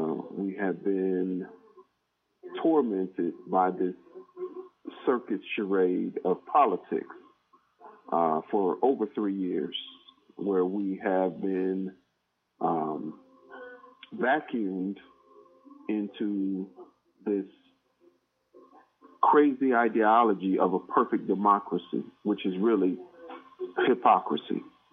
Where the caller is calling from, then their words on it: Georgia, United States; All right, this is … from Georgia.